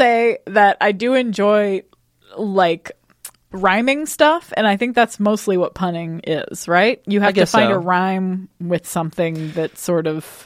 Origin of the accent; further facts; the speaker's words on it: Austin, Texas, United States; I'm coming from Austin, Texas, the hometown and birthplace of O. Henry